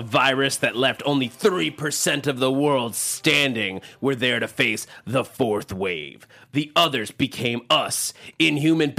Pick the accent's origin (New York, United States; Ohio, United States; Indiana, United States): New York, United States; I grew up in New York